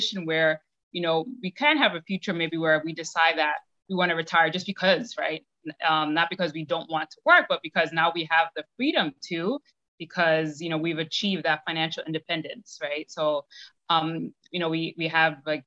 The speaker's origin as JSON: {"language": "English", "town": "New York City", "region": "New York", "country": "United States", "tie": "born or raised there", "said": "Born and raised in Brooklyn, New York."}